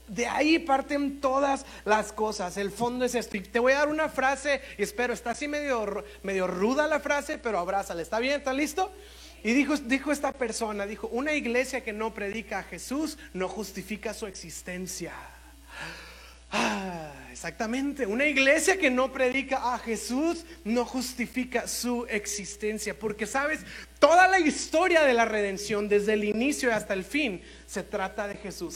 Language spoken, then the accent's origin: Spanish; Monterrey, Nuevo León, Mexico; como cultura, como regios, como mexicanos